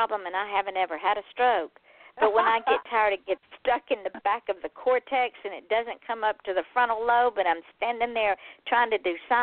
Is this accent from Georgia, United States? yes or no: yes; Georgia, United States; I'm from Georgia.